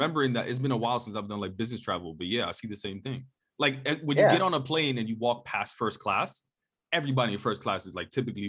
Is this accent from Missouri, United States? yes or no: no; New York, United States; I grew up on the East Coast, you in Jersey, I was in New York.